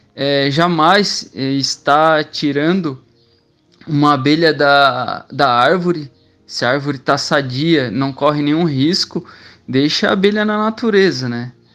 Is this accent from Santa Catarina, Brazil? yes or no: yes; Criciúma, Santa Catarina, Brazil; eu nasci na cidade de Criciúma, Santa Catarina. Eu trabalho na prefeitura de Criciúma